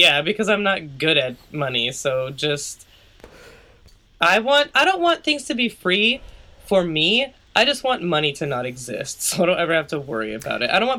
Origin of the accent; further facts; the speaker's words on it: United States; I'm an American.